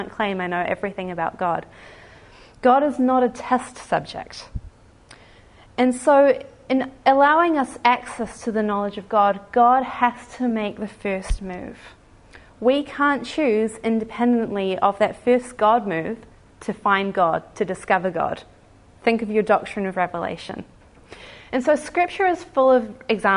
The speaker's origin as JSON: {"language": "English", "country": "New Zealand", "said": "we like to think of Australia as our distant cousin, the West Island. I haven't been mocked too much for my accent"}